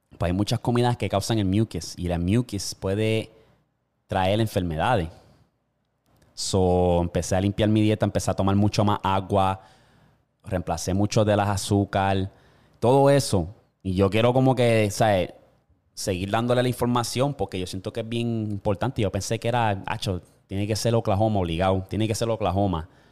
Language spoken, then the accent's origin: Spanish; Puerto Rico